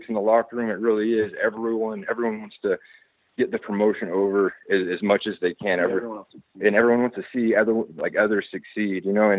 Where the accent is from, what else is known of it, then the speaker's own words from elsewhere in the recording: Texas, United States; now in Hawaii, United States; that I'm from Texas